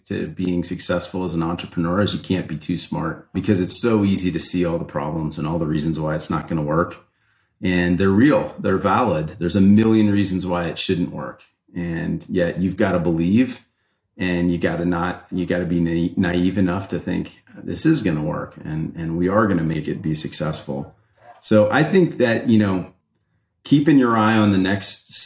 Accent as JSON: {"language": "English", "region": "Ohio", "country": "United States", "tie": "born or raised there", "moved": "yes", "lives_now": "California, United States", "said": "I grew up in Ohio in farmland"}